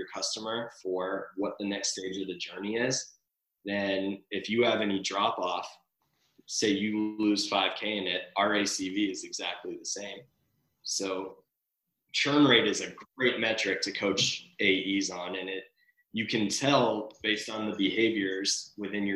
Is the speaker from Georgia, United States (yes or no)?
yes; Atlanta, Georgia, United States; now in Los Angeles, United States; I'm originally from Atlanta, Georgia